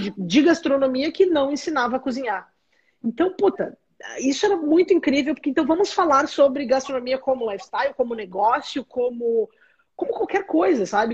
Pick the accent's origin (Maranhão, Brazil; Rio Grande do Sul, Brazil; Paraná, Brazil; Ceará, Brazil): Rio Grande do Sul, Brazil; Caxias do Sul; moved away as an adult; also born or lived in São Marcos / Florianópolis; eu sou do Rio Grande do Sul, sou nascida em São Marcos, no interior, na Serra Gaúcha, cresci em Caxias do Sul